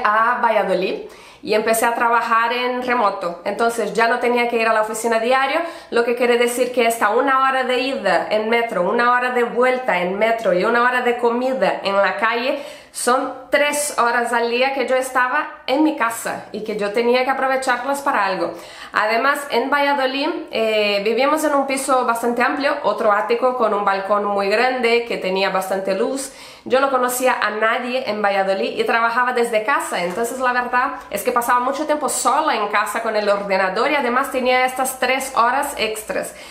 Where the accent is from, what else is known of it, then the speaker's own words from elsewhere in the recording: Brazil; accent: Brazilian; Spanish is a second language; also born or lived in Barcelona, Spain / Pamplona, Spain; now in Spain; soy brasileña de nacimiento, por eso este acento, y española de adopción